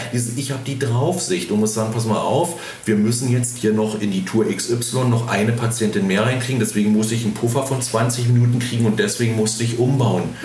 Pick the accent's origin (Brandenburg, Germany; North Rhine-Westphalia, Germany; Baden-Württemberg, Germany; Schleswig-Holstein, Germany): Brandenburg, Germany; Spreewald; bin ich gebürtig aus dem Spreewald, mhm. südlich von Berlin, mhm. auf dem Dorf.